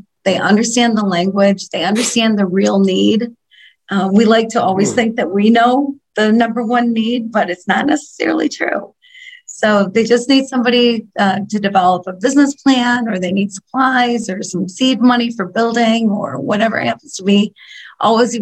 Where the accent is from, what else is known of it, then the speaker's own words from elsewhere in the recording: Grand Rapids, Michigan, United States; I was raised in Grand Rapids, Michigan, West Michigan area, the area of Michigan that's not Detroit